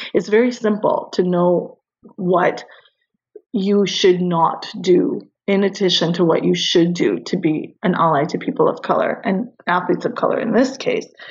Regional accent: Canada; I'm Canadian

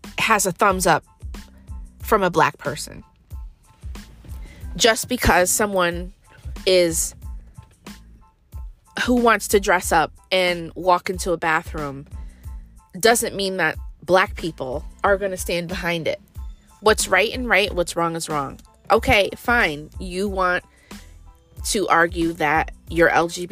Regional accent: United States; We are American born black people

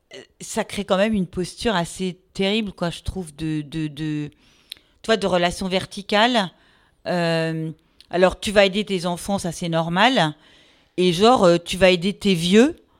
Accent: Meudon, Île-de-France, France; also born or lived in Paris; je suis une pure parisienne. Euh, mais en fait, et donc j'ai vécu à Meudon, hein, tout près de Paris.

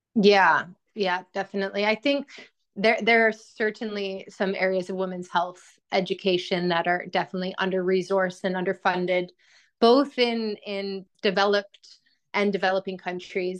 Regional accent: Edmonton, Alberta, Canada; moved away as an adult; also born or lived in Australia; now in London, United Kingdom; I'm from Edmonton, Alberta, which I would say is one of the colder parts of Canada.

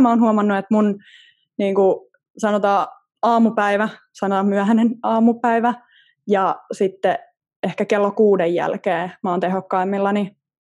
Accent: Southern Finland, Finland; mä oon eteläsuomalainen

